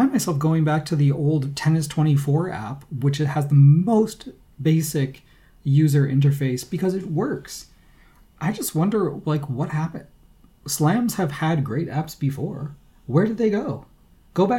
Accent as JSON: {"language": "English", "country": "United States", "said": "I'm American"}